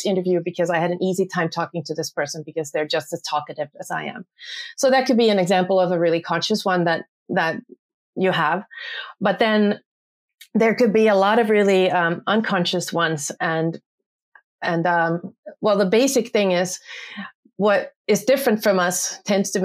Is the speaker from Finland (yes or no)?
yes; Finland; I am from Finland and I'm an organizational psychologist.